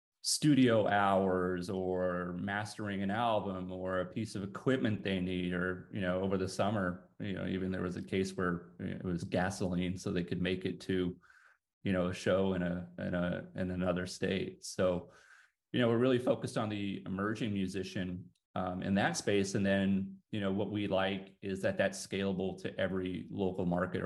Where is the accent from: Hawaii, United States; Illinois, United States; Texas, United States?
Texas, United States; since I was a young guy growing up in Texas